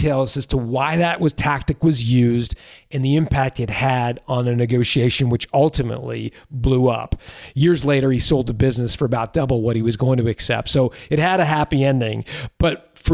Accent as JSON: {"language": "English", "town": "Toronto", "region": "Ontario", "country": "Canada", "tie": "born or raised there", "said": "my hometown of Toronto"}